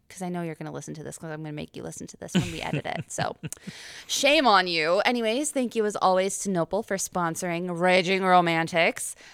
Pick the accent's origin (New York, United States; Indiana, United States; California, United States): New York, United States; Noble; We're two librarians from Noble in upstate New York